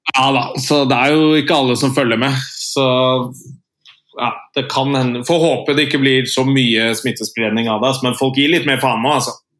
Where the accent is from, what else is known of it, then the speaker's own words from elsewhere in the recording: Andebu, Vestfold, Norway; now in Oslo, Norway; Nils og jeg er fra Andebu